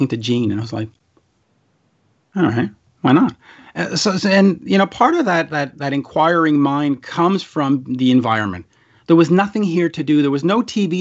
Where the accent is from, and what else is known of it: Centerville, Quebec, Canada